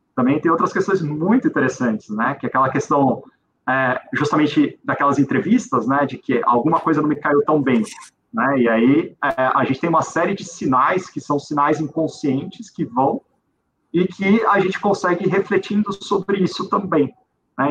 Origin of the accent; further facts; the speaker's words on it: Brazil; como brasileiro